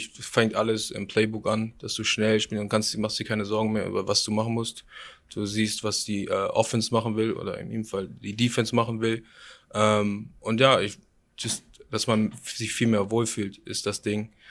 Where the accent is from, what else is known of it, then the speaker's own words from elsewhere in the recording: Germany; dass wenn ich sage, ich komme aus Deutschland